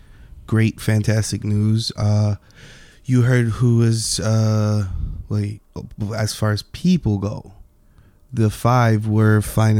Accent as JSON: {"language": "English", "town": "New York City", "region": "New York", "country": "United States", "said": "because I'm from Brooklyn"}